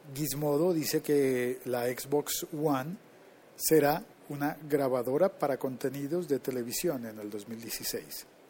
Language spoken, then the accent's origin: Spanish; Colombia